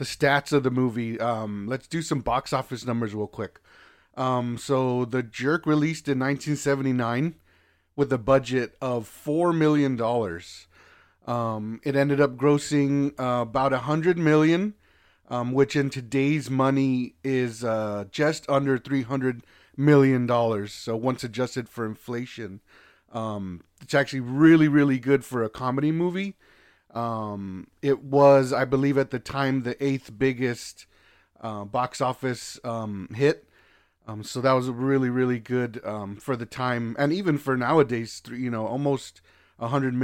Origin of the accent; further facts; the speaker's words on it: Los Angeles, California, United States; I'm from Los Angeles, California